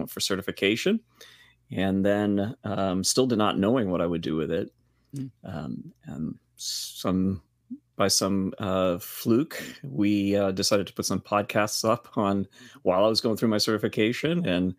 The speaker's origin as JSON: {"language": "English", "town": "Boston", "region": "Massachusetts", "country": "United States", "tie": "born or raised there", "said": "I grew up here in Boston. Here is Boston for me. Been here all my life"}